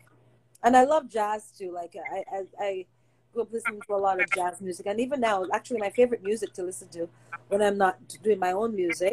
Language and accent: English; Jamaica; moved away; since I was a young girl growing up in Jamaica